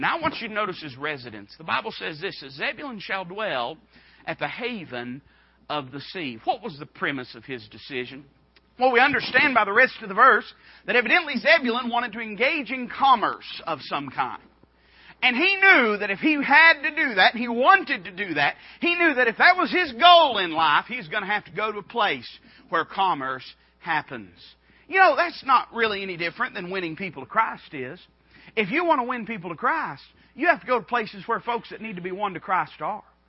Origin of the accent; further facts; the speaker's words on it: Appalachia, United States; I was raised as an Appalachian American